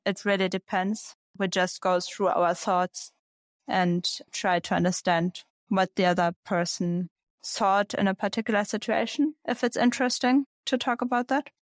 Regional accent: Braunschweig, Lower Saxony, Germany; So it was a club in Braunschweig was my hometown. It's in the north of Germany.

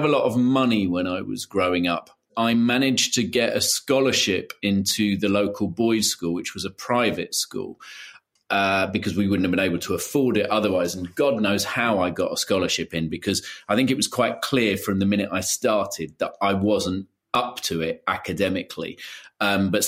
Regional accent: London, United Kingdom; also born or lived in Brighton; I grew up in London

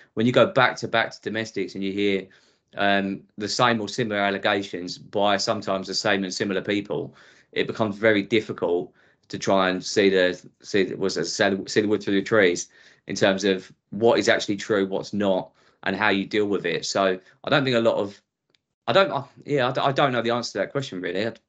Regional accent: Essex, East of England, United Kingdom; accent: Essex; also born or lived in Southall, London; when I was five, I moved out to Essex, which is which you probably tell from my accent where I've been ever since. So very much sort of Essex indoctrinated

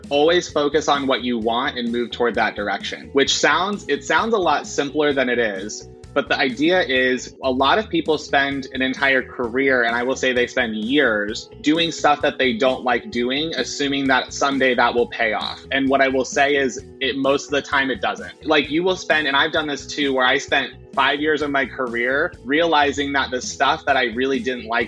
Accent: Nebraska, United States; I'm from Nebraska

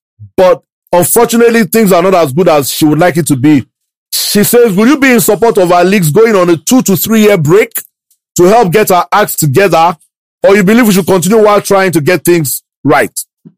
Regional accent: Ibadan, Oyo, Nigeria; moved away; also born or lived in Lagos; I'm not from Ibadan, but I grew up there at school, practically all my schooling. I think it was only my A-levels that I had in Lagos. Practically grew up there

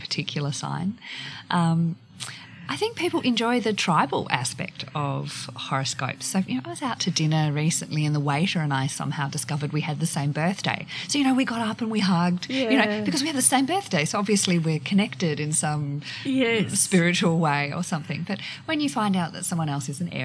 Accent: Hobart, Tasmania, Australia; moved away as an adult; also born or lived in Western Australia; I grew up in Hobart, went to university there, became a journalist.

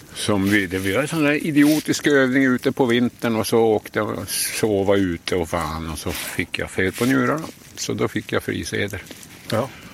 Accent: Söderhalas, Norrbotten County, Sweden; also born or lived in Jokkmokk; så flyttade vi då till Söderhalas där jag växte upp

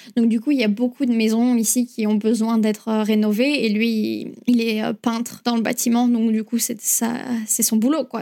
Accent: Bourgoin-Jallieu, Auvergne-Rhône-Alpes, France; moved away as an adult; now in New Zealand; Je viens de Bourgoin-Jallieu, mais en général, je dis Lyon

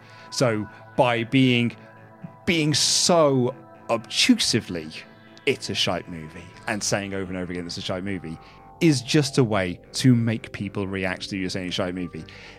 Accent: New York, United States; And so as a New Yorker, you're like, oh man, they've got quite a task ahead of them now.

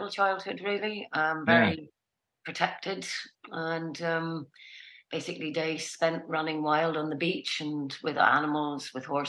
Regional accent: Ballycastle, Northern Ireland, United Kingdom; also born or lived in Belfast; I grew up in the north of Ireland, in County Antrim. A place called Ballycastle, which is a seaside town

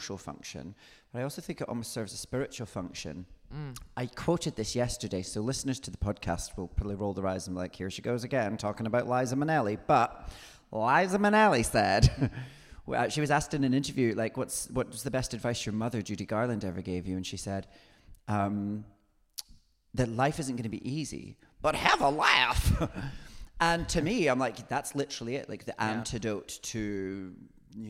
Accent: Scotland, United Kingdom; now in London, United Kingdom; I'm from here

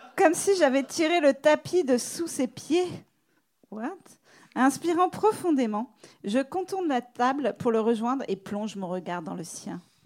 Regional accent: France; now in New York, United States; je suis française

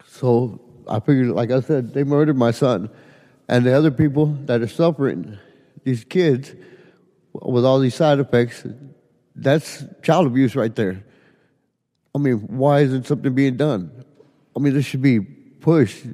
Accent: Edinburg, Texas, United States; I'm from Edinburgh, Texas

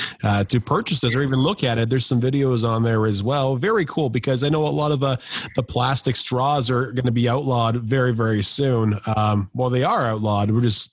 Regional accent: Canada; We're Canadian born.

